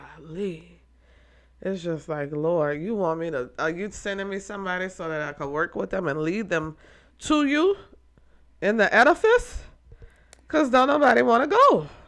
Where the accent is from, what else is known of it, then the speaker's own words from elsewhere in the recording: New Orleans, Louisiana, United States; I'm from New Orleans